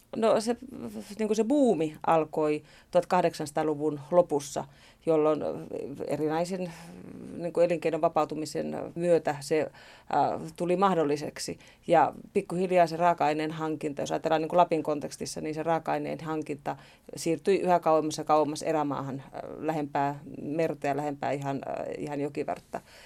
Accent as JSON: {"language": "Finnish", "town": "Sodankylä", "region": "Lapland", "country": "Finland", "tie": "born or raised there", "also_born_or_lived": "Kemijärvi", "said": "mä olen syntynyt Sodankylässä 60-luvun alussa ja isäni oli uiton metsänhoitaja ja asuimme"}